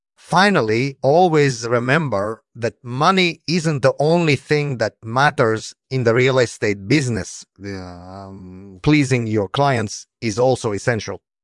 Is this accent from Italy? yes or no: yes; Italy; I was born in Italy in 1965